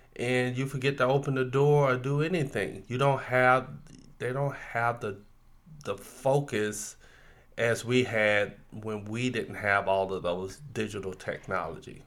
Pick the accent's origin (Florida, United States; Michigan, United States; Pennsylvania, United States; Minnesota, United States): Florida, United States; growing up in the South. In Florida